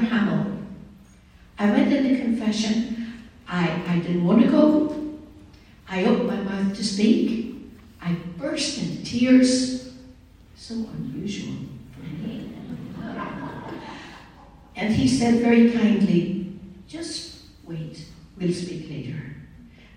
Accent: Derry, Northern Ireland, United Kingdom; I was raised in Northern Ireland

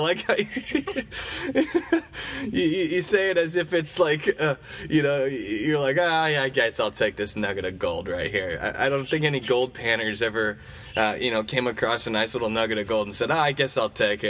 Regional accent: Eureka, Missouri, United States; moved away; I actually stopped by my high school football field in Eureka, Missouri

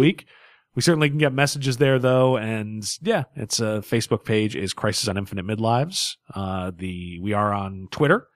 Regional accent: United States; I'm an American

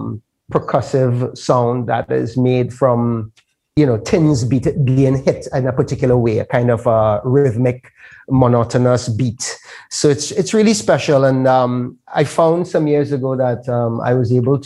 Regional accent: Trinidad & Tobago; I'm from Trinidad

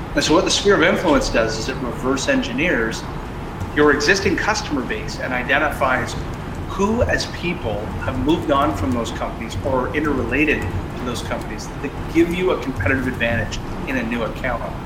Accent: Canada; I'm Canadian

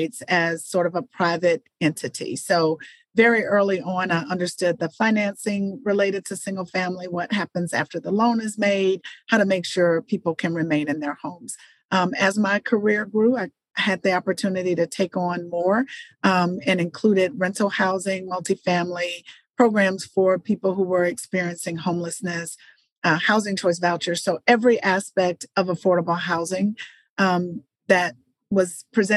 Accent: Atlanta, Georgia, United States; I am a native Atlantan. I grew up in Atlanta

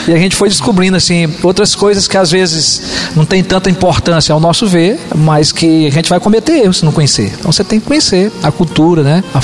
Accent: São Paulo, Brazil; a minha vinda para Penapa em 2013, eu digo, é um novo povo, mesmo sendo paulista, é uma nova cidade, não é?

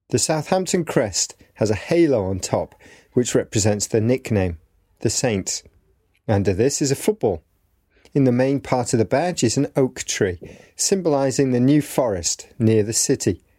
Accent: Hungary; English is a second language; I'm from Hungary.

